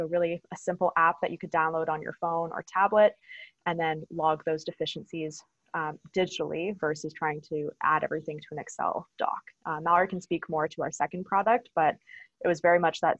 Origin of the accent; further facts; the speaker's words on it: Stratford, Ontario, Canada; So I grew up in Stratford, Ontario, so small town